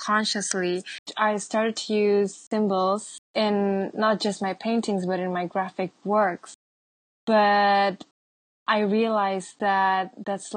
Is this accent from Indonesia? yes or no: yes; Java, Indonesia; I am from Java.